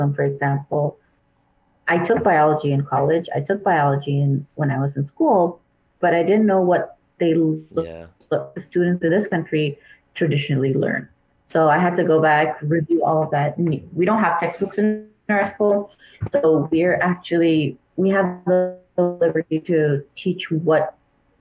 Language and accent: English; Kuwait; moved away; I grew up in Kuwait